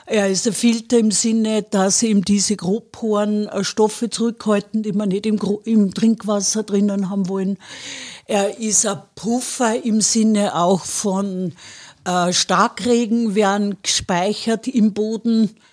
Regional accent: Wels, Upper Austria, Austria; ich komme aus Wörs, da haben wir ein, ein Renzinar, das ist nur so, also die Welser Heide, das ist ein Schotterboden

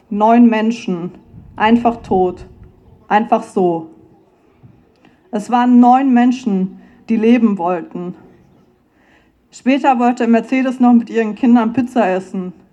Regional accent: Frankfurt, Hesse, Germany; now in Vienna, Austria; ich bin ursprünglich aus Frankfurt, das ist eine Stunde entfernt von Hanau.

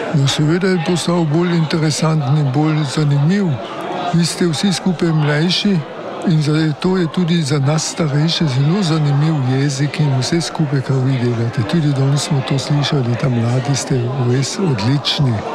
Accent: Kotmara vas, Carinthia, Austria; sem iz Kotmare vasi

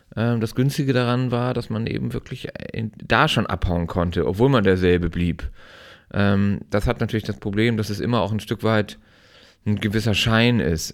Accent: Timmendorfer Strand, Schleswig-Holstein, Germany; ich bin in Timdower Strand an der Ostsee aufgewachsen

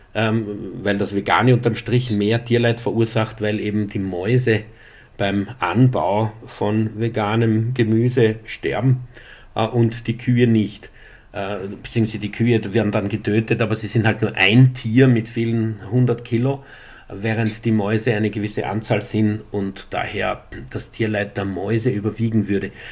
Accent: Upper Styria, Austria; Ich komme aus der Obersteiermark

